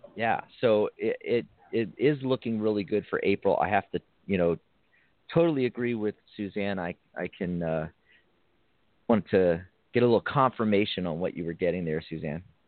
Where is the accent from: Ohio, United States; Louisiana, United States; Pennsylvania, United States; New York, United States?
Pennsylvania, United States; Philadelphia; I was born in Philly and raised just north of it